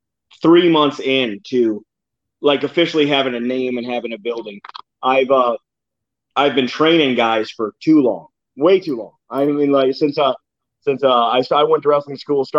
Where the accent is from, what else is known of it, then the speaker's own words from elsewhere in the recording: Campbell, New York, United States; Campbell, New York. That's my hometown.